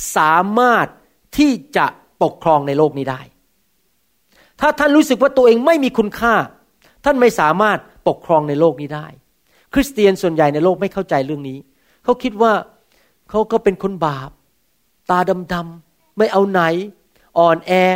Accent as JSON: {"language": "Thai", "country": "Thailand", "said": "ผมเป็นคนไทยเหมือนกัน"}